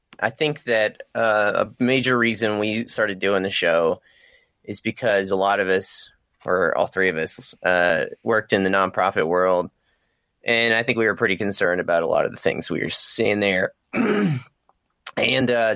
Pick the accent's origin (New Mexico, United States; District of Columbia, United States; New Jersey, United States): New Mexico, United States; now in Kentucky, United States; where I grew up in New Mexico and where I live now in Kentucky